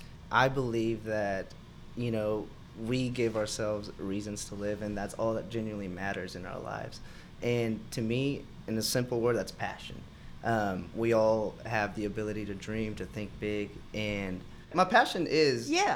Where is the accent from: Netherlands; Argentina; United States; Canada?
Argentina; first language Spanish; English is a second language; moved away; I'm from Argentina. My first language is Spanish